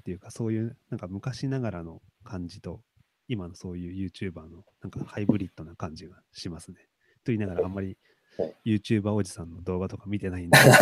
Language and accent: Japanese; Toyama, Japan; 僕も、まあ、富山県出身なんで